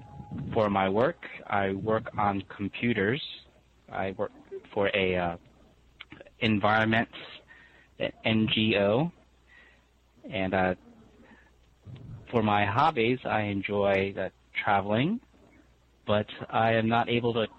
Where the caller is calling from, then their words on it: San Francisco, California, United States; calling from San Francisco in the United States